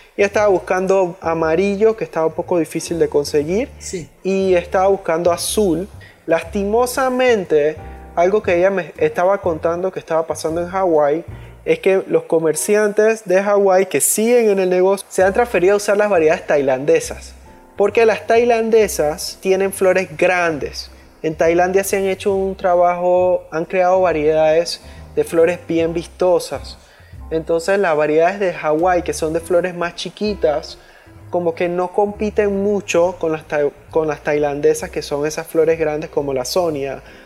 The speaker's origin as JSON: {"language": "Spanish", "country": "Panama", "said": "aquí en Panamá, que aquí somos medio gringos"}